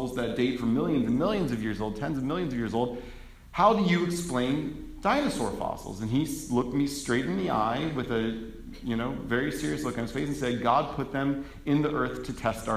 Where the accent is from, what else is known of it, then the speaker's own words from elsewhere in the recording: Atlanta, Georgia, United States; I was born and raised in Atlanta, Georgia